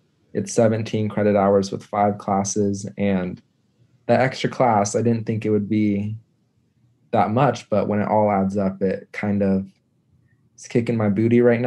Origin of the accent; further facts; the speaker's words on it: Lincoln, Nebraska, United States; born and raised in Lincoln